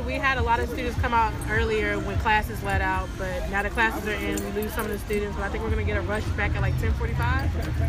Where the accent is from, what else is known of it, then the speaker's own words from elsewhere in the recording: Bowie, Maryland, United States; moved away; I'm from Bowie, Maryland. I'm a business major and I'm a senior this year.